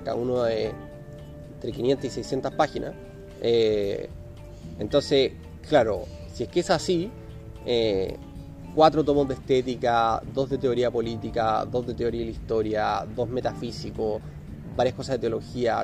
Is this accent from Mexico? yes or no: no; Chile; nosotros como sociedad chilena